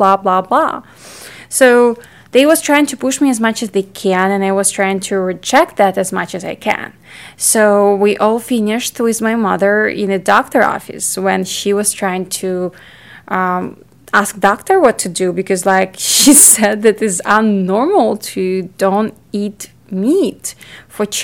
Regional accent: Ukraine; I grew up in Ukraine. It's in Europe

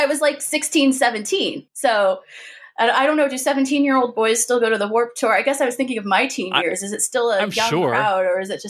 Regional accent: San Marcos, California, United States; now in New York City, United States; I'm from the San Diego area. I'm from the suburbs. But yeah, I'm from technically San Marcos and Escondido, which is North County, which is outside San Diego.

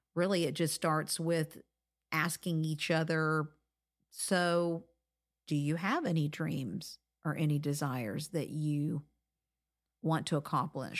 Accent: Florida, United States; I grew up in Florida

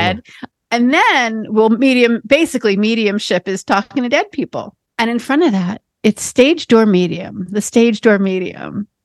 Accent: New York, United States; I'm a born and bred New Yorker

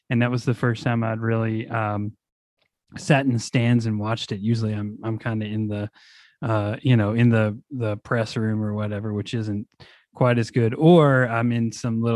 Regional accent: Bardstown, Kentucky, United States; I'm not from Louisville, so just, I'm from Bardstown

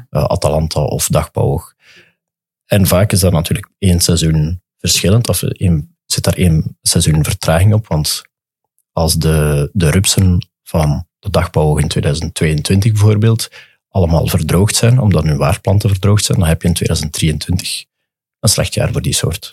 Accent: Dender region, Flanders, Belgium; ik ben van de Denderstreek

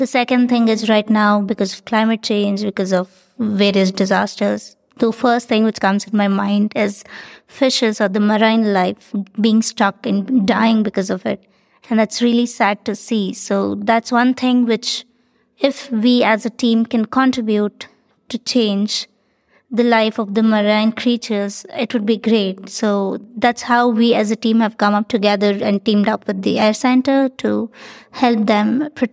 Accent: India; from India

